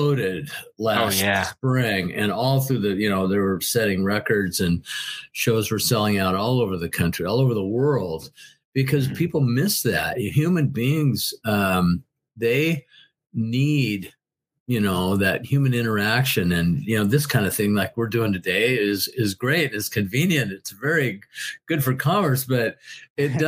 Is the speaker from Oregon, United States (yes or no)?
yes; Portland, Oregon, United States; in my hometown of Portland, Oregon